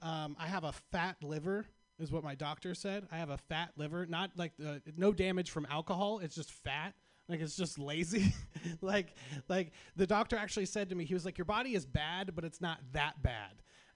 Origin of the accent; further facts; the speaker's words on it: Sacramento, California, United States; I'm from Sacramento. If you don't know what Sacramento is, Sacramento is our capital.